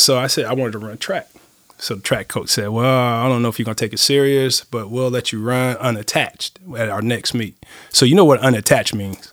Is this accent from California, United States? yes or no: yes; Los Angeles, California, United States; moved away as an adult; now in Nacogdoches, United States; I was brought up in Los Angeles